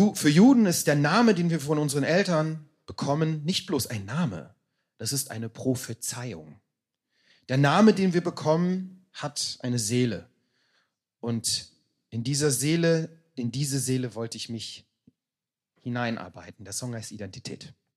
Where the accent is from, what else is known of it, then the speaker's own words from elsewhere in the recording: Berlin, Germany; also born or lived in Israel; ich bin halt mein ganzes Leben lang eigentlich hier in Deutschland gewesen, in Berlin